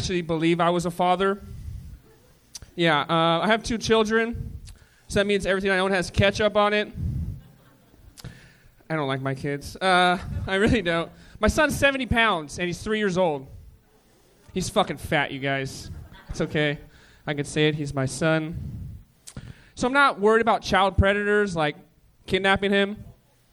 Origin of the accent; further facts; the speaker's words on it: Oxnard, California, United States; moved away as an adult; now in Los Angeles, United States; I'm from Oxnard, like Ventura County